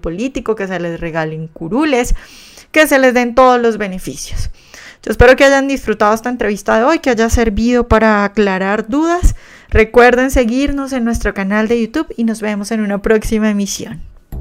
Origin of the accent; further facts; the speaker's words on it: Colombia; somos nosotros, los colombianos de bien